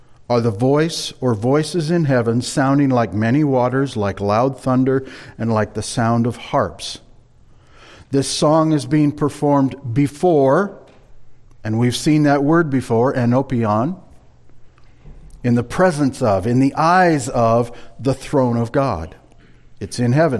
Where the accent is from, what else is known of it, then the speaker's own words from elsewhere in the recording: Marshalltown, Iowa, United States; moved away as an adult; also born or lived in California; When Linda and I moved back to the Midwest from California during the winter of 91-92, for a time we stayed in an apartment in Marshalltown, our hometown